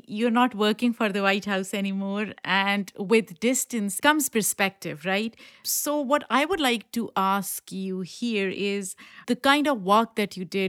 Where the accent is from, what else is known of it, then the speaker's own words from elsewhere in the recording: Pakistan; I grew up in Pakistan, so that's the first thing that comes to my mind.